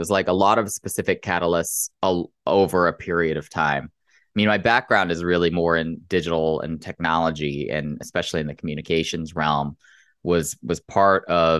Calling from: Chicago, Illinois, United States; No, it's not. It's in Chicago. So it's early in the morning here.

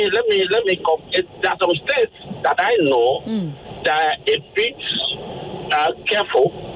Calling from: Nigeria

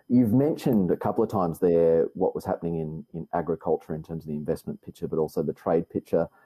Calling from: Melbourne, Victoria, Australia; I'm recording this from Melbourne, where we're obviously in, in lockdown

